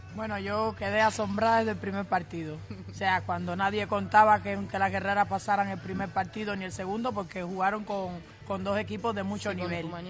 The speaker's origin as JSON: {"language": "Spanish", "country": "Cuba", "said": "las cubanas somos atrevidas"}